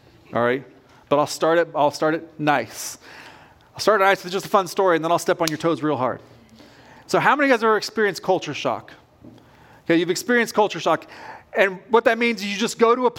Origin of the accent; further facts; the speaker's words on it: West Coast, United States; now in Kentucky, United States; I grew up on the West Coast